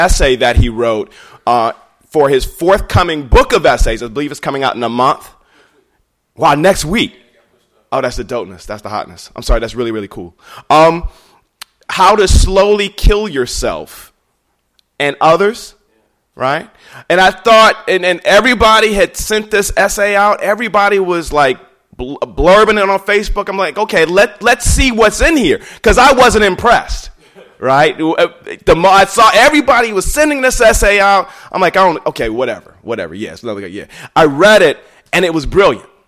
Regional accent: Inkster, Michigan, United States; also born or lived in Detroit, Michigan; I grew up in a small town outside of Detroit called Inkster.

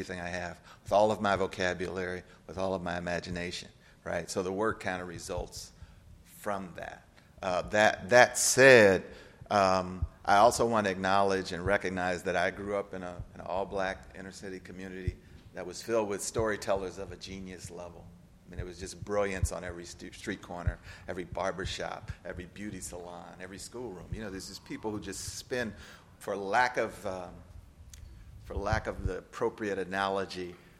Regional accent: St. Louis, Missouri, United States; I grew up in St. Louis

